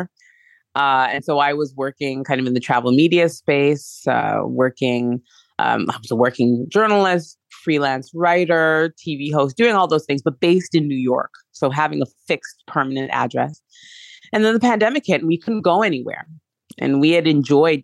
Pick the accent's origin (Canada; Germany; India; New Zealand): Canada; also born or lived in France / England / Hong Kong / Mexico; now in United States; I was born and raised in Canada, but I lived in France, England, Hong Kong, and Mexico, and then the US